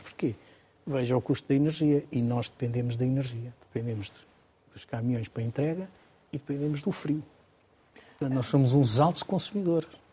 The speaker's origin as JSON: {"language": "Portuguese", "country": "Portugal"}